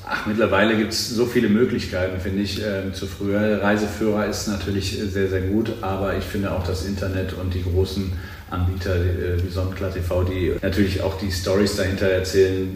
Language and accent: German; Cologne, North Rhine-Westphalia, Germany; ich komme aus Köln